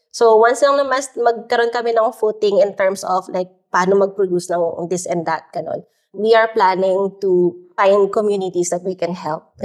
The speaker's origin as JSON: {"language": "Tagalog", "country": "Philippines", "tie": "born or raised there", "said": "traditions in the Philippines. Kasi in one case naman, I was talking to this young entrepreneur in my hometown province, no?"}